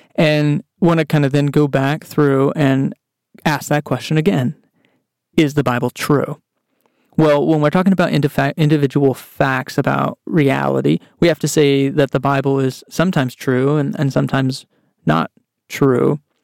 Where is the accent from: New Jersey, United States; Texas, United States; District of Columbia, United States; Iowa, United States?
Texas, United States; I grew up in Texas